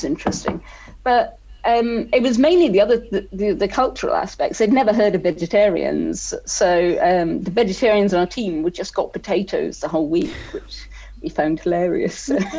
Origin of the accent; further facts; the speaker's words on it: Wales, United Kingdom; born there; also born or lived in Scotland; And I was born in South Wales. We orienteered there before moving up to Scotland.